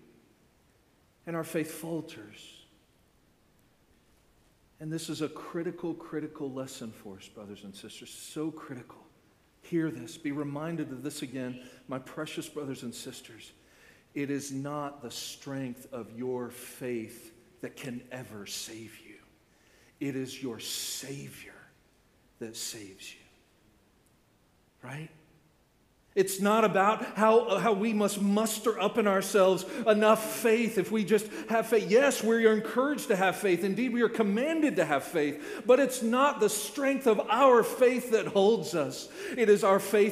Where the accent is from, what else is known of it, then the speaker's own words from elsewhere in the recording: Orlando, Florida, United States; I grew up in Central Florida, right? I grew up in Orlando